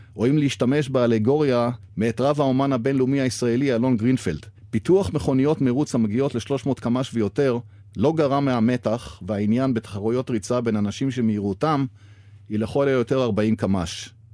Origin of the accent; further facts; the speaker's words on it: Haifa, Haifa District, Israel; בעיר הולדתי חיפה